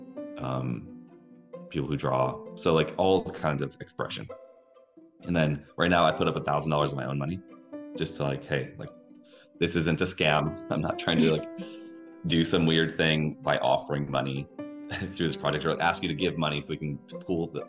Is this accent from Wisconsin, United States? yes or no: yes; Wisconsin, United States; moved away as an adult; also born or lived in Minneapolis, Minnesota; I was a musician from Wisconsin